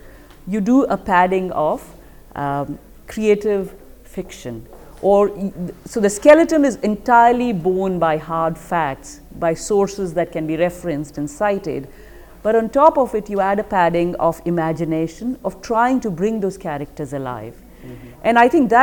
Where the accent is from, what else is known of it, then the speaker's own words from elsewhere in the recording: Firozpur, Punjab, India; now in New York City, United States; I grew up in Punjab